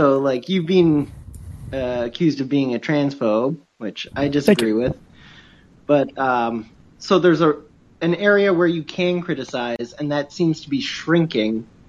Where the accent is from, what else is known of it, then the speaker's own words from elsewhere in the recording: Canada; I'm Canadian. I work for D&D